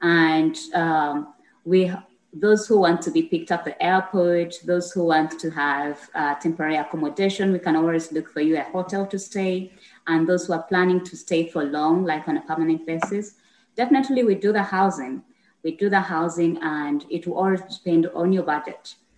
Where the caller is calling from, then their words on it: Uganda; I'm coming in from Expat Assist Uganda. I'm happy to be here. Thanks for accepting my invitation. Yes, I reached out because I believe I have something great to share with the rest of the world, especially coming in down here from Uganda.